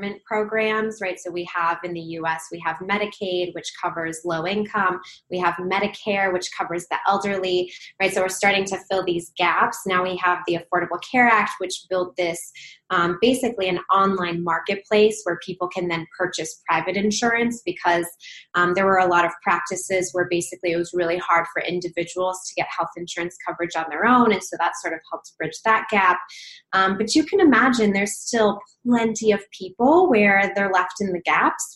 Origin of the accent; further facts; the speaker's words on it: Minnesota, United States; moved away as an adult; also born or lived in Wisconsin / Baltimore, Maryland; now in Los Angeles, United States; I'm originally from Minnesota, so not too far from Canada